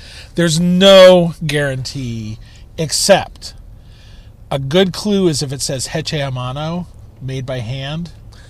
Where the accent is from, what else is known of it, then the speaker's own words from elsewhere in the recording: Kansas, United States; now in Chicago, United States; I come from Kansas. You know, we make pies out there.